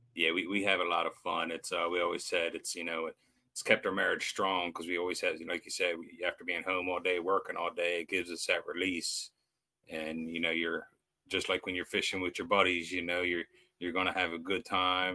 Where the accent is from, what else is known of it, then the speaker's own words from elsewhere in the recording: United States; I grew up on the Eastern Shore here, so I've fished and crabbed my whole life.